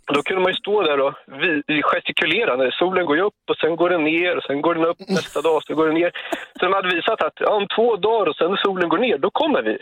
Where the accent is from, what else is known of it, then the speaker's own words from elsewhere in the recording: Sweden; som dum svensk